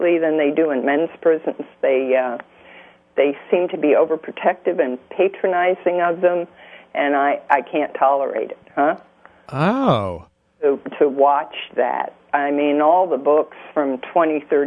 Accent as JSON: {"language": "English", "region": "New Jersey", "country": "United States", "moved": "as an adult", "lives_now": "Louisiana, United States", "said": "I'm a Yankee from New Jersey originally."}